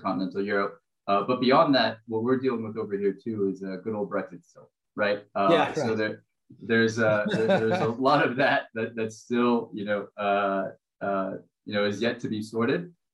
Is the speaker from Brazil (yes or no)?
yes; Brazil; moved away; I'm originally from Brazil.